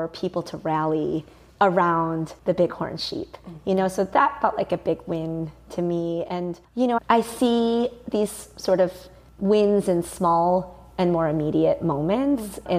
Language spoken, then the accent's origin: English; Mount Prospect, Illinois, United States; I grew up outside of Chicago in a suburb called Mount Prospect.